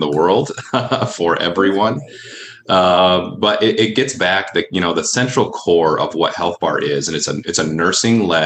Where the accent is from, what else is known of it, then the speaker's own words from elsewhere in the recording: Allegan, Michigan, United States; also born or lived in Grand Rapids, Michigan; So I grew up in Allegan, just south here of Grand Rapids, and found my way up to the city through college